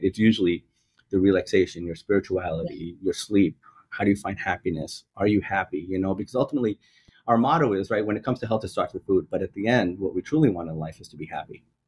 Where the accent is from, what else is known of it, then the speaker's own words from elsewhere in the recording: New York, United States; as a New Yorker, right, I still take the trains